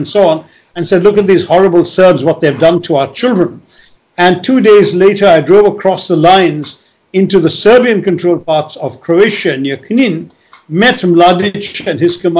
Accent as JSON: {"language": "English", "country": "India", "said": "as an Indian"}